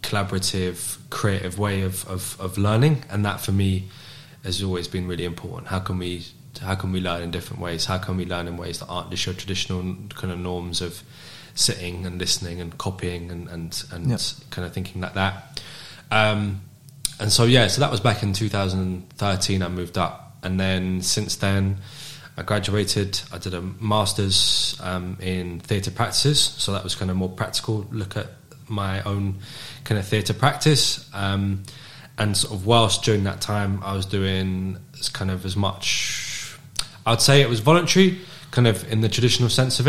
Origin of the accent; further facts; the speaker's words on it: London, United Kingdom; moved away as an adult; now in Glasgow, United Kingdom; I was born in London, in North London. And I moved up to Glasgow when I was 18.